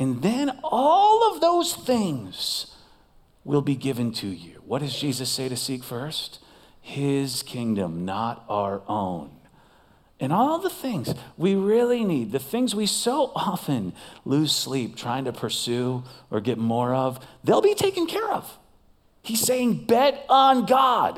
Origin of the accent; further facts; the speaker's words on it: Las Vegas, Nevada, United States; I am from Las Vegas